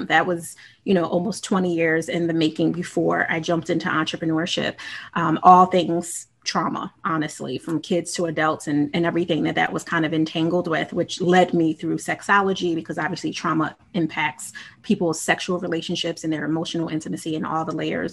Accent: Philadelphia, Pennsylvania, United States; Philly for me, born and raised, I've literally lived in every part

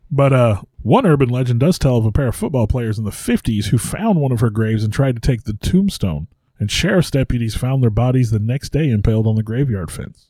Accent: Missouri, United States; I'm from Missouri

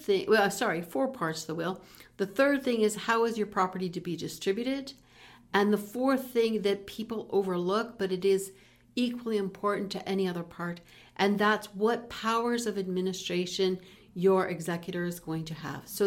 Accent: Peace River, Alberta, Canada; I was raised in Peace River

